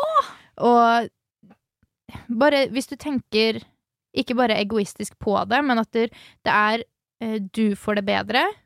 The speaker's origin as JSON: {"language": "Norwegian", "town": "Halden", "region": "Østfold", "country": "Norway", "tie": "born or raised there", "moved": "yes", "said": "i hjembyen min, i Halden"}